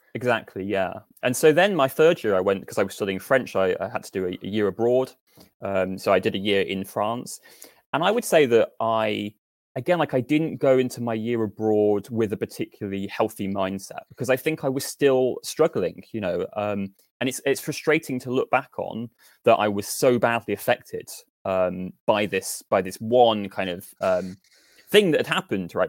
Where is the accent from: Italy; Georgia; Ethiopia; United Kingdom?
United Kingdom; Northampton, East Midlands; moved away as an adult; also born or lived in Nottingham; I grew up in Northampton, um, which is where I am now